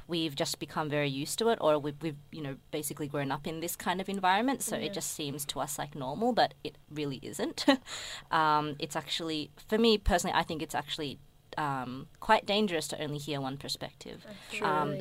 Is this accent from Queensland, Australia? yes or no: no; Melbourne, Victoria, Australia; I'm Indonesian born here